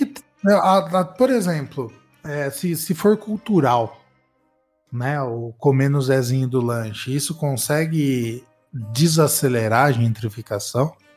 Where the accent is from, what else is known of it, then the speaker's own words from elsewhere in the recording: São Carlos, São Paulo, Brazil; moved away; na minha cidade natal, né? Parece que eu saí de lá faz muito tempo. Mas em São Carlos